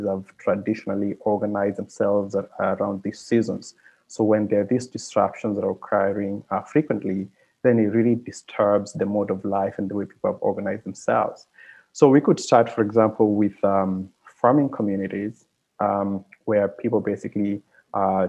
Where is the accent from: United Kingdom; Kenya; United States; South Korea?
Kenya; now in Montreal, Canada; I come from Kenya.